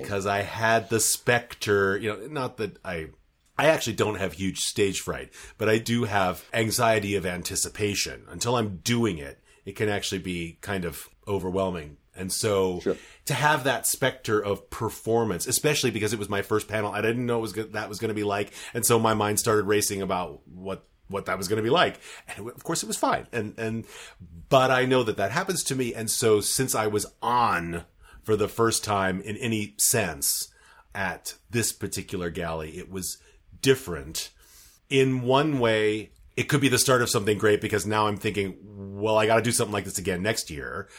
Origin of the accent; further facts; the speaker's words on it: United States; moved away; I'm still American enough in my ears